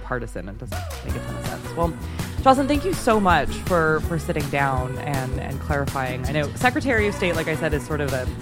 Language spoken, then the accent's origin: English; Michigan, United States; moved away; I'm actually from Michigan originally, and my entire extended family is in Michigan